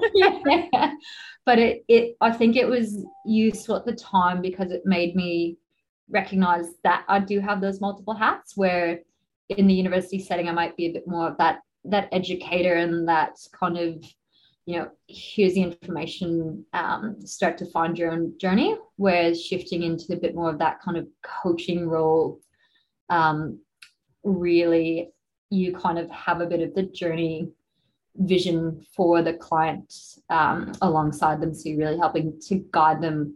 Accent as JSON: {"language": "English", "country": "United States", "moved": "yes", "lives_now": "Australia", "said": "I'm from the States originally"}